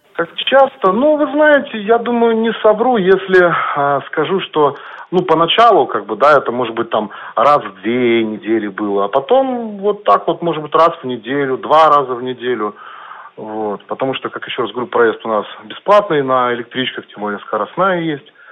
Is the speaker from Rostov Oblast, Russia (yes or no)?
no; Chelyabinsk, Chelyabinsk Oblast, Russia; я как бы родился и живу в Челябинске